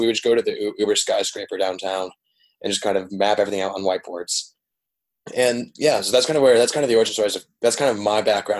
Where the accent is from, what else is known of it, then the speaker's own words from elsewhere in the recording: Dominican Republic; Yeah, so I grew up in the Dominican Republic. My parents run an NGO down there.